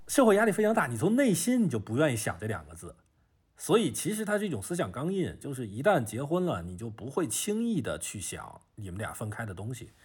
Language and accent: Chinese; Beijing, China; moved away as an adult; now in Shenzhen, China; 我是北京人